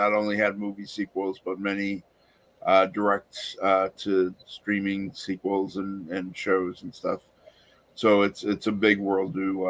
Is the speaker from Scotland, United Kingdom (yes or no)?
yes; Scotland, United Kingdom; being a Scottish guy who's into Vikings